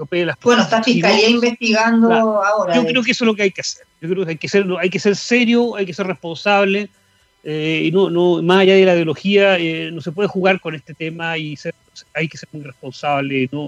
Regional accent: Patagonia, Chile; y viví también en, Puerto Puerto Seno, o sea, yo soy patagónico, me siento muy patagónico.

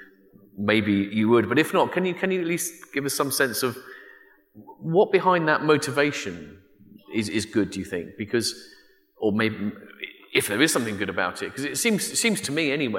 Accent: United Kingdom; in Britain, I'm from Britain

